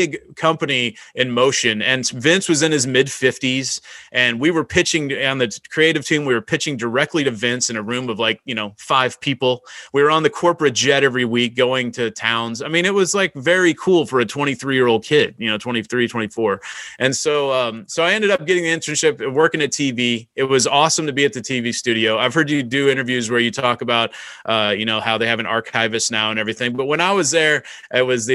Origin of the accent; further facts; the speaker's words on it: Kansas City, United States; I'm from Kansas City area